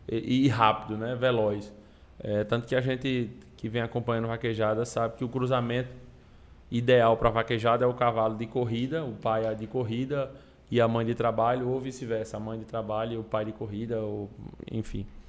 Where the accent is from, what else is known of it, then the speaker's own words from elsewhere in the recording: Patos, Paraíba, Brazil; fui criado no sítio, lá em Patos